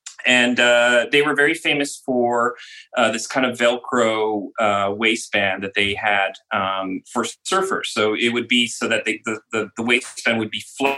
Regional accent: Orange County, California, United States; moved away as an adult; also born or lived in Los Angeles / London / Bologna, Italy; now in Netherlands; I grew up in California. I was originally born in Los Angeles, one of the few native Los Angelians, and grew up mostly in Orange County. So I was living actually by the ocean most of my life. So I'm literally a beach boy.

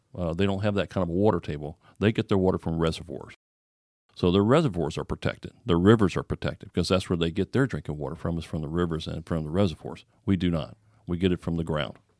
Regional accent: Florida, United States; I'm born and raised in Florida

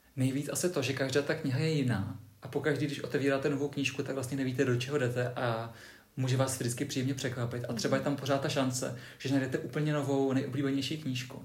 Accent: Třebíč, Vysočina Region, Czechia; já pocházím z Třebíče

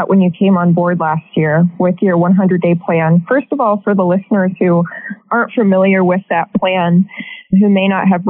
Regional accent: Midwest, United States; also born or lived in Cincinnati; I'm also from the Midwest. I moved from Cincinnati in the middle of the first wave, the first lockdown.

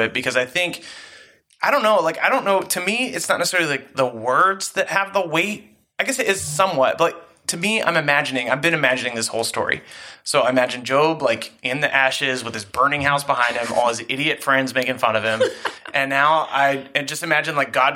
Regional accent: United States; me as an American youth pastor, me as like an American Christian

